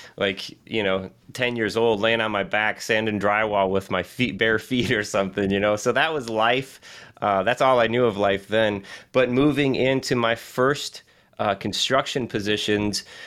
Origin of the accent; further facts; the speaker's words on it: Southwest Michigan, United States; Born and raised in Southwest Michigan